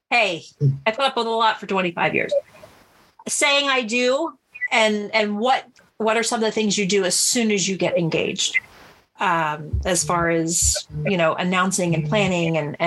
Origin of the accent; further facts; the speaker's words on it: New Jersey, United States; I grew up in New Jersey